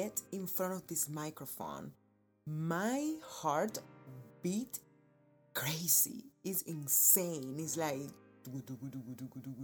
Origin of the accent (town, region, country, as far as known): Cuba; born or raised there; now in United States